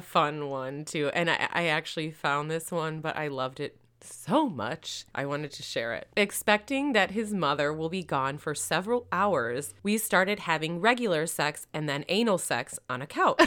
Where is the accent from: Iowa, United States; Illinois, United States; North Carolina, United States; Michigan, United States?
Michigan, United States; moved away; also born or lived in Florida; I'm from Michigan, but I lived in Florida